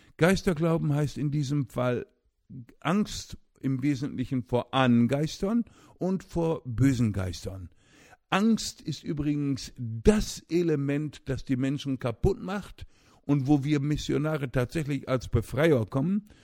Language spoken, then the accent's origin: German; Osnabrück, Lower Saxony, Germany; moved away as an adult; in meiner Heimatstadt Osnabrück, wo ich aufwuchs